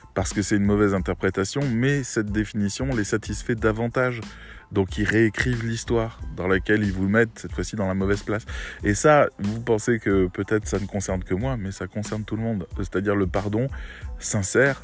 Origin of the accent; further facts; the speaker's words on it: Metz, Grand Est, France; moved away as an adult; also born or lived in Rennes; je venais de Metz où, où tout était un peu plan-plan